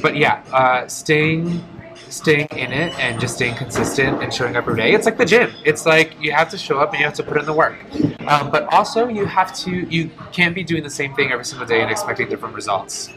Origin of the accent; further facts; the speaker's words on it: Detroit, Michigan, United States; first language Polish; English is a second language; I was born and raised in Detroit, uh, first generation. My first language was actually Polish